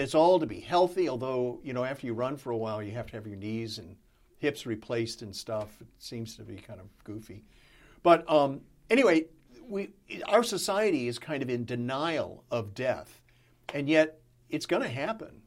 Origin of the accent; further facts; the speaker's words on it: Texas, United States; growing up in Texas, surrounded by Southern Baptists